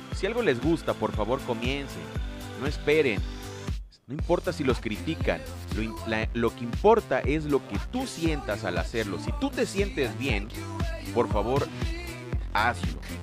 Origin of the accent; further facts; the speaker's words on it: Lerdo de Tejada, Veracruz, Mexico; mi gente de Ciudad Lerdo de Tejada, Veracruz, México, mi tierra natal